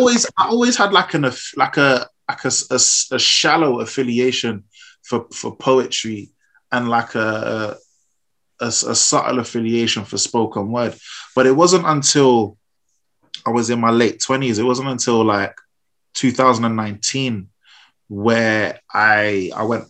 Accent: London, United Kingdom; raised in South London

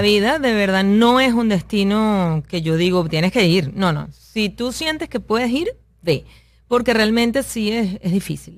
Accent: Venezuela; moved away as an adult; now in United States; siempre tengo mi camiseta ser venezolana

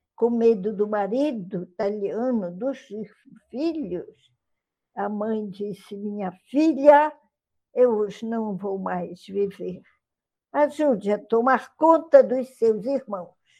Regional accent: Belém, Pará, Brazil; now in Manaus, Brazil; Eu sou paraense de Belém, porém estou aqui agora em Manaus

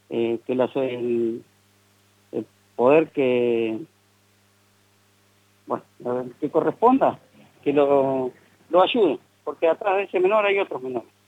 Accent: Buenos Aires, Argentina; now in General Pico, Argentina; yo hace tres años que vivo en Pico, vengo de Buenos Aires y allá sufrí un hecho de inseguridad grave

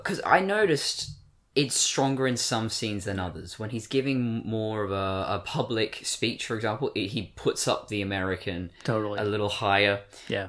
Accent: Australia; accent: English; also born or lived in Britain; I was born in Britain. I've got British relatives, but I've been in Australia my whole life, so why do I still sound English?

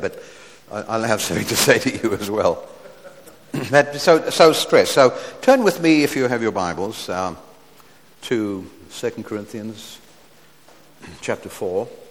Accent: South Africa; We're from South Africa

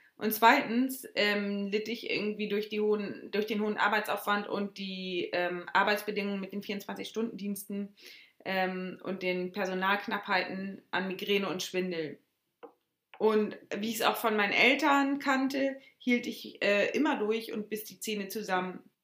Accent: Schleswig-Holstein, Germany; Ich selbst bin sehr heimatverbunden und ähm, liebe Deutschland und Schleswig-Holstein

